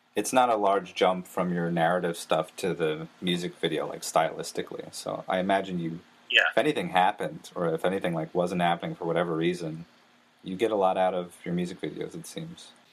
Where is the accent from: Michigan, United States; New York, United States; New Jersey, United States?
New Jersey, United States; I, am from New Jersey